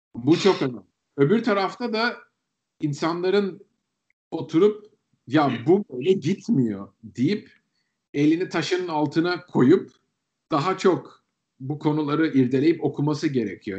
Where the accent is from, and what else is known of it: Turkey; moved away